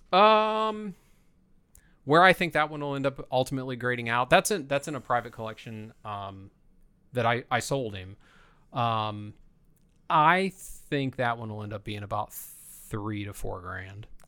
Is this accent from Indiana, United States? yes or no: yes; Fort Wayne, Indiana, United States; also born or lived in Columbia City, Indiana; I was born in Columbia City, which is right outside of Fort Wayne, but I grew up in a little neighborhood outside of Fort Wayne, surrounded by cornfields